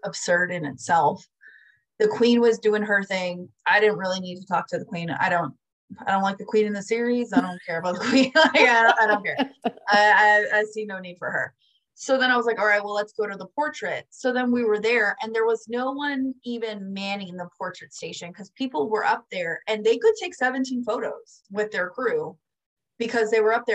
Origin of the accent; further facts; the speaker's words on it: Florida, United States; I'm from Florida